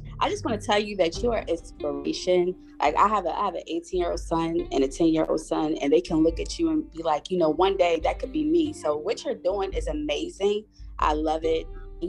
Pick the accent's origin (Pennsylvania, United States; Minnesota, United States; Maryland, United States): Maryland, United States; Baltimore; I myself was born and raised in Baltimore, and the people are like amazing.